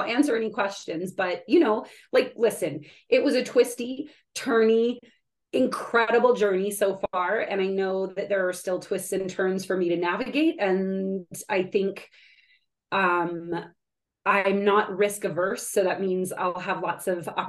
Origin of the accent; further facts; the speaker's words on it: California, United States; I'm from California originally.